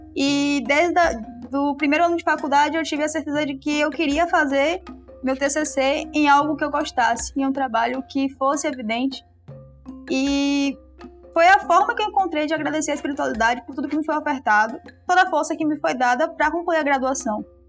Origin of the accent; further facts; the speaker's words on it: Salvador, Bahia, Brazil; moved away as an adult; now in Aracaju, Brazil; Eu sou de Salvador, mas eu me mudei para Aracaju, onde eu moro hoje, para estudar